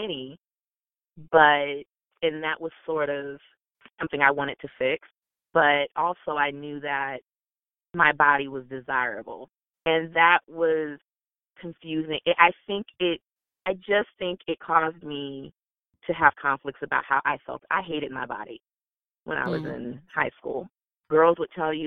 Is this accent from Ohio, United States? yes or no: yes; Canton, Ohio, United States; also born or lived in Alabama / North Carolina; I grew up in Canton, which is where the Football Hall of Fame is